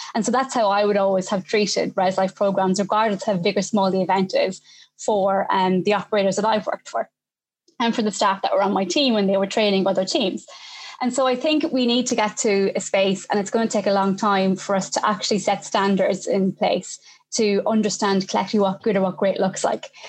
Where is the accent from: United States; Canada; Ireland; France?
Ireland; now in United Kingdom; I'm Irish living in the UK